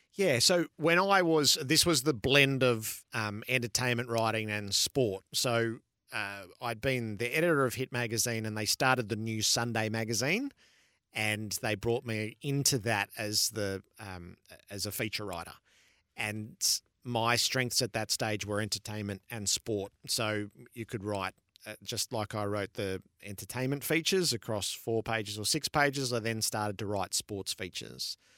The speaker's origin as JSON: {"language": "English", "town": "Mulgrave", "region": "Victoria", "country": "Australia", "tie": "born or raised there", "said": "I grew up in Mulgrave"}